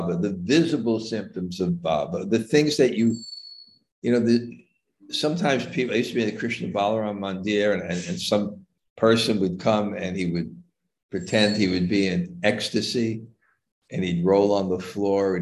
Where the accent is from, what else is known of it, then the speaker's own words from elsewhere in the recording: New York, United States; moved away; I'm from New York. I never went camping in my life.